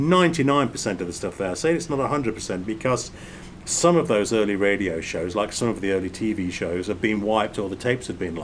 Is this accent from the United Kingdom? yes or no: yes; England, United Kingdom; growing up in England